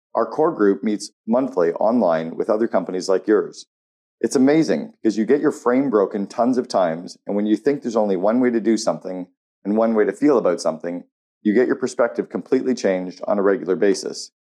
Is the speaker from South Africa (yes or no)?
no; Canada; as a Canadian